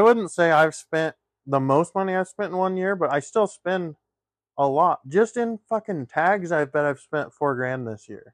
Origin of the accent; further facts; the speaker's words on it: the West, United States; we grew up in the West